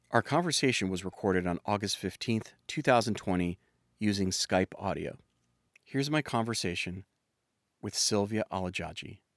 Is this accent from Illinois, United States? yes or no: yes; Illinois, United States; I grew up in Illinois, yeah.